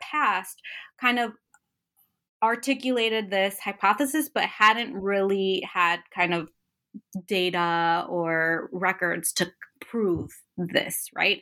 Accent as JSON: {"language": "English", "town": "Chicago", "region": "Illinois", "country": "United States", "tie": "born or raised there", "said": "I was born and raised in Chicago"}